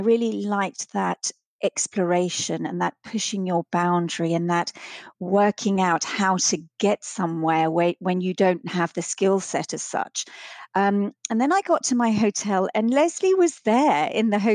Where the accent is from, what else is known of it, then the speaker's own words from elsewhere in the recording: Vienna, Austria; grew up in Austria, in Vienna, and we used to go skiing at the weekends